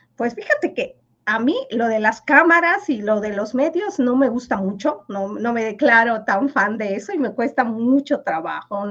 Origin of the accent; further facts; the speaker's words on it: Mexico; first language Yucatec Maya; Spanish is a second language; moved away; yo fui la, primera niña que salió del pueblo y vino a, la capital a, estudiar